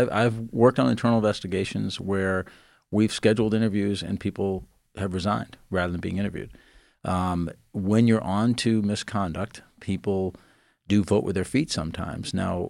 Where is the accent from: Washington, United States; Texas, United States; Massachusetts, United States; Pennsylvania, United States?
Massachusetts, United States; Boston; I was born and raised in the Boston area, and I practice a lot in Boston.